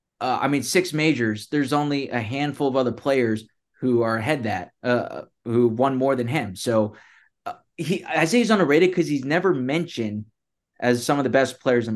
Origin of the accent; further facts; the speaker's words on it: Houston, Texas, United States; he's born and raised in Houston, as we are, and that's where we host this podcast.